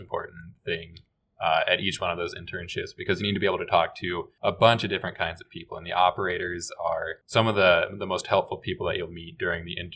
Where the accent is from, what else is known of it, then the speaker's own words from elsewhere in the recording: Nebraska, United States; I was also born and raised in Nebraska